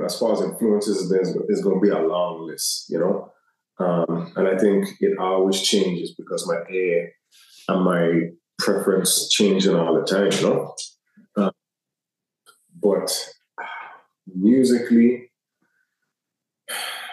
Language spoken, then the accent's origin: English; U.S. Virgin Islands; being from where I'm from, especially being American territory